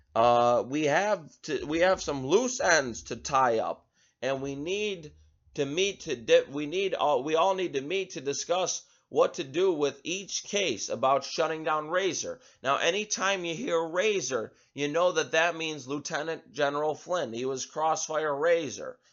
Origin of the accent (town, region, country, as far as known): United States